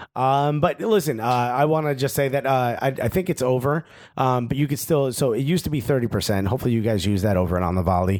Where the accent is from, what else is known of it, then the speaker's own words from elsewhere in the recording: United States; we're American